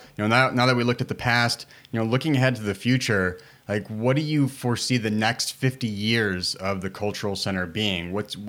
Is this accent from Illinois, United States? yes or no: yes; Chicago, Illinois, United States; I speak Spanglish. Like, I was born and raised in Chicago. I remember people telling me that I talk white.